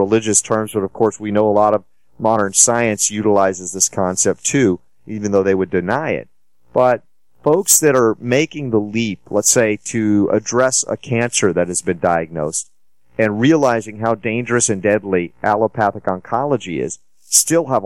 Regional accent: Georgia, United States; I grew up in Georgia

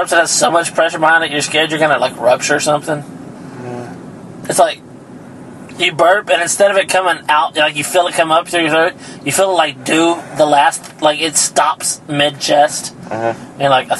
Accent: Ganado, Texas, United States; Born in Ganado, Jackson County, Texas, United States, southern part of the United States, America, world.

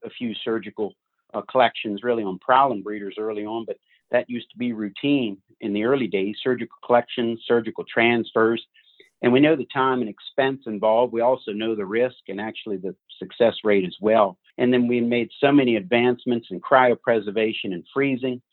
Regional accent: Fulton, Maryland, United States; now in Boonsboro, United States; I grew up in Fulton, Maryland, as you say, fifth generation at Maple Lawn

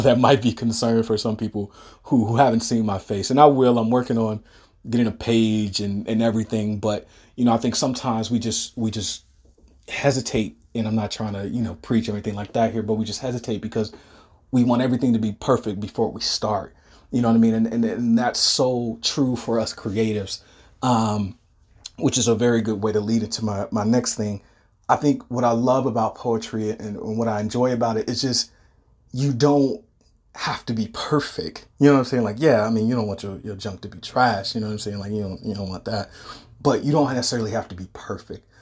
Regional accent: Detroit, Michigan, United States; moved away; I'm originally from Detroit. I don't live in Michigan anymore

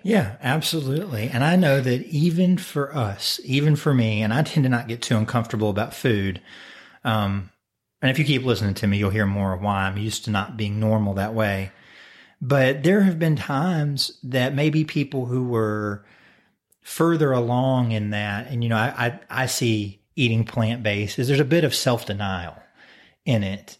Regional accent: United States

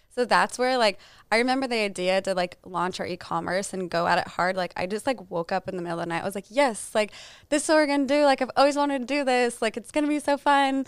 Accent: Albuquerque, New Mexico, United States; moved away as an adult; also born or lived in Lubbock, Texas / Dallas, Texas; I'm from Albuquerque, New Mexico.

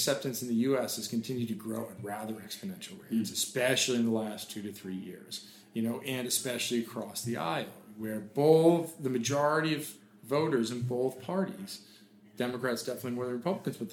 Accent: Boston, Massachusetts, United States; now in California, United States; I grew up in Boston

